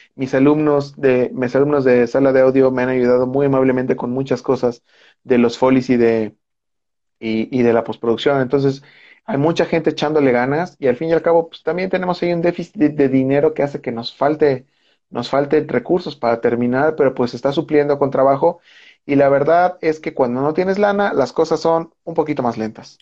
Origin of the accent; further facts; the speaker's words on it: Mexico; somos mexicanos